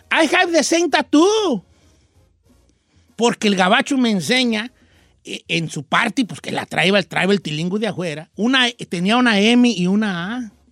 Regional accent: La Sauceda, Michoacán, Mexico; yo traigo Michoacán, mi tierra hermosa, soy de la Sauceda.

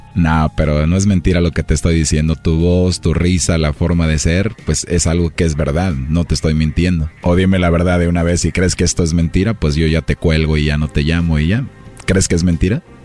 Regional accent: Mexico City, Mexico; ¿Cómo que no soy de Ciudad de México?

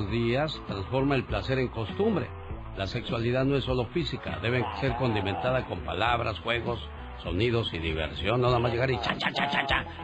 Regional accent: Chihuahua, Mexico; moved away; Por cierto, un día salí de Chihuahua, pero Chihuahua nunca salió de mí.

